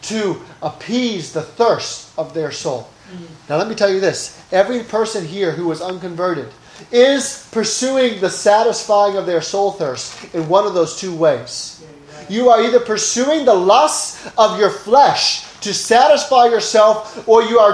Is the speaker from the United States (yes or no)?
no; Oaxaca, Mexico; moved away; I grew up in Mexico